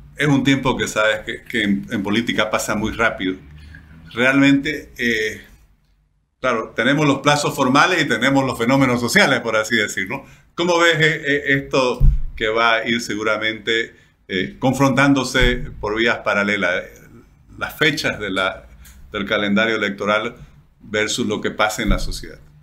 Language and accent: Spanish; Bolivia